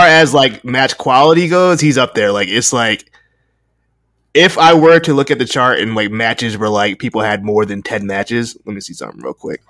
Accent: Connecticut, United States

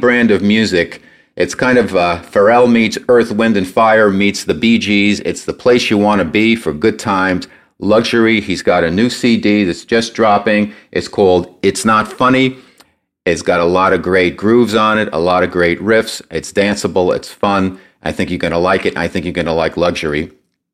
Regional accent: New Jersey, United States; moved away as an adult; also born or lived in New York City; now in San Diego, United States; I'm from New York, New Jersey area. I spent many years living in New York City, grew up in New Jersey

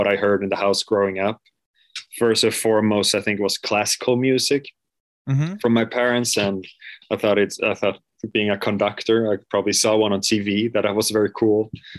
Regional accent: Mölndal, Västra Götaland, Sweden; English is a second language; I was born in a place called Lindome, which is a part of Mölndal, which is right outside of Gothenburg, so on the west coast, southwest

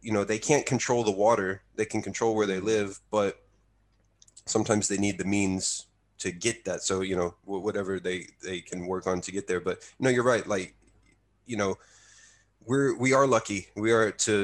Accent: Texas, United States; now in Utsunomiya, Japan; my state of Texas.

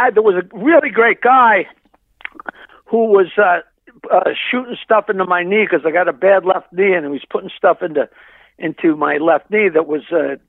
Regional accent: Long Island, New York, United States; Aside from growing up on Long Island

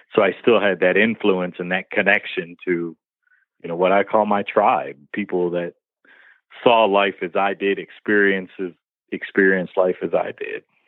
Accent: Detroit, Michigan, United States; me growing up in Detroit, black kid

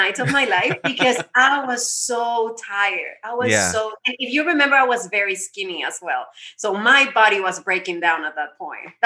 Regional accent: United States; I was born here in the States, so I am Mexican, but I mean, I'm a US citizen

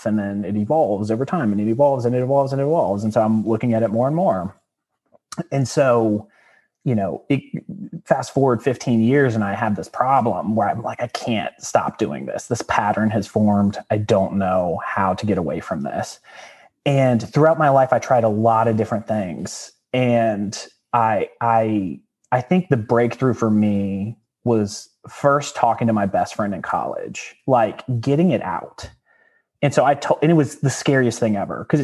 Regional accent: Danville, Virginia, United States; I was born in Danville, Virginia

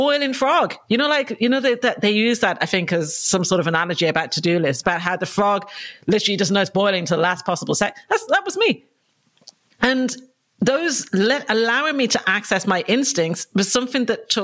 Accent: Dublin, Leinster, Ireland; moved away as an adult; now in London, United Kingdom; I was brought up in Dublin in Ireland, and I came over to London for my 18th birthday

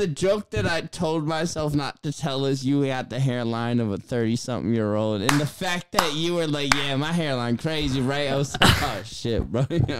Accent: Worcester, Massachusetts, United States; I get the hate on …, but I'm from Worcester.

